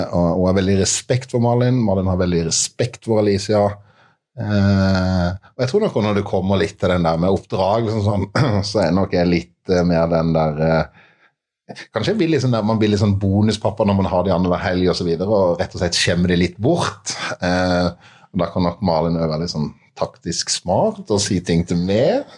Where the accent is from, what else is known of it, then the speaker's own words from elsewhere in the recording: Mandal, Agder, Norway; i Mandal, eh, min hjemby